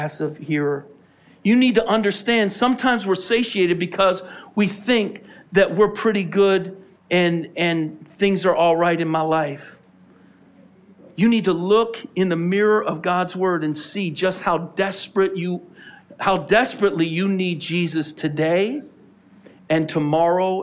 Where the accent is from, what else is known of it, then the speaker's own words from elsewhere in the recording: Philadelphia, Pennsylvania, United States; We're from Philly